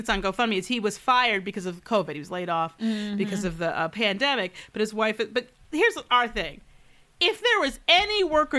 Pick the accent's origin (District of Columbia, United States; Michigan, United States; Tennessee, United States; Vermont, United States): Michigan, United States; Detroit; in my hometown of where I grew up, Detroit, Michigan.